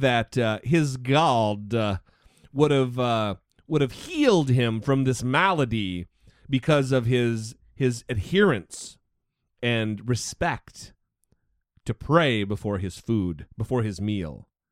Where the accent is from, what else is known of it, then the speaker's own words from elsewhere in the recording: Idaho, United States; my home state of Idaho